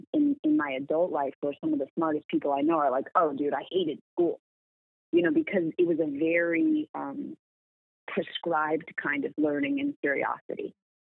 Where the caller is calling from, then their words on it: Los Angeles, California, United States; I am at my home in Los Angeles, California.